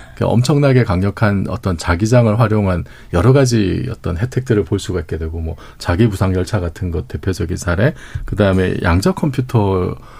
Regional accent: Busan, South Korea; 제 고향이 부산이라서

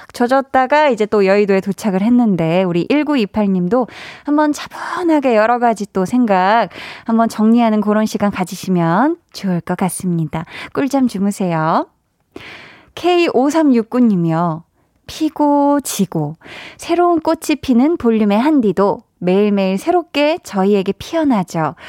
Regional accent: Seoul, South Korea; 저는 이제 서울 사람이고요. 서울 태생인데

